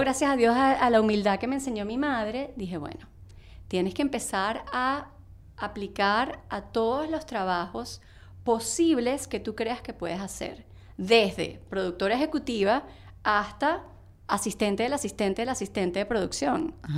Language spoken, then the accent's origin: Spanish; Venezuela; moved away as an adult; now in New York, United States; yo me vine de Venezuela